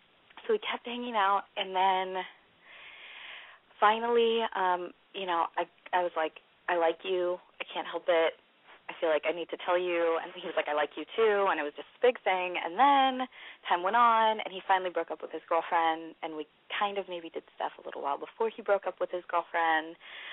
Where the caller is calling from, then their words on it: California, United States; I am from the Bay Area, and I'm 21.